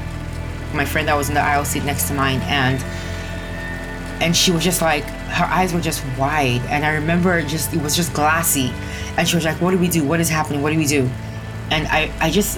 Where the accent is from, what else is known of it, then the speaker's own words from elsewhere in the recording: Nigeria; Growing up in Nigeria was challenging at times